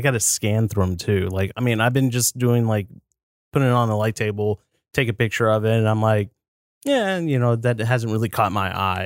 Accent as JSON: {"language": "English", "country": "United States", "said": "I'm an American"}